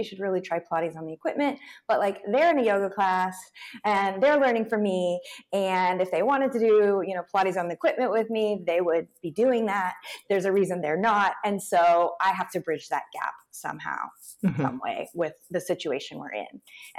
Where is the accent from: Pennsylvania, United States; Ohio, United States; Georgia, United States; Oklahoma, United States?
Oklahoma, United States; Tulsa; I grew up in Tulsa, Oklahoma.